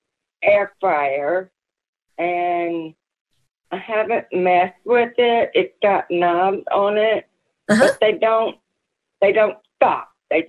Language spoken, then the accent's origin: English; Missouri, United States; also born or lived in Texas; I'm from Southwest Missouri, just outside of Joplin.